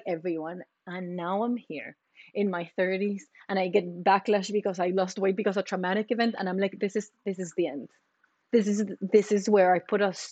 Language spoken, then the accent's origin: English; Costa Rica; now in United States; I'm from Costa Rica